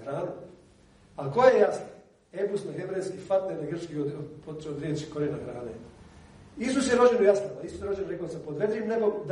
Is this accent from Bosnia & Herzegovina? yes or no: yes; Bosnia & Herzegovina; kod nas u Bosni